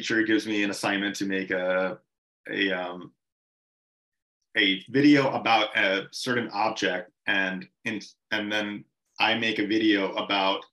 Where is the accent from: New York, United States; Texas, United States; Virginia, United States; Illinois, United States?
Texas, United States; Mission; moved away as an adult; also born or lived in San Antonio, Texas; I'm from Mission, Texas, which is a border town of Mexico.